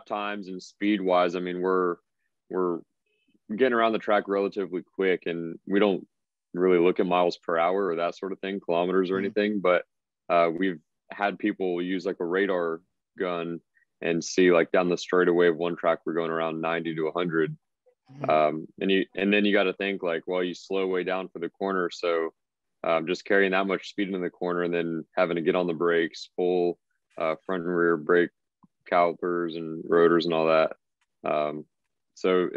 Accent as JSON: {"language": "English", "town": "Mooresville", "region": "North Carolina", "country": "United States", "tie": "born or raised there", "said": "my hometown is Mooresville, North Carolina"}